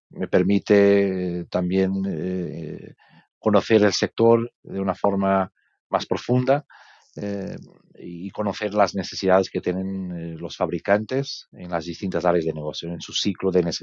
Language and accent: Spanish; Portugal; Spanish is a second language; now in Spain; eh, soy eh, por, el nombre y por el sotaque, probablemente entendéis que soy portugués.